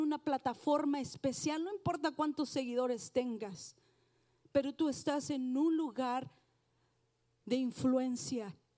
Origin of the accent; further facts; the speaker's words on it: Mexico; now in United States; soy mexicana